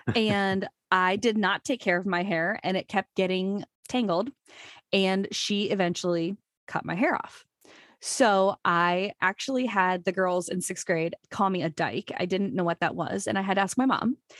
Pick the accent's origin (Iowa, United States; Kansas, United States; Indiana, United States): Iowa, United States; Urbandale; I just grew up in Iowa, graduated from Urbandale, which is a suburb of Des Moines